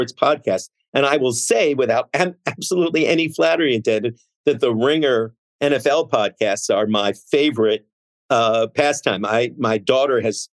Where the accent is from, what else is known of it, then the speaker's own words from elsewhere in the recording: Montreal, Quebec, Canada; moved away; I grew up in Montreal and I have lived and died with the Montreal Canadiens since 1968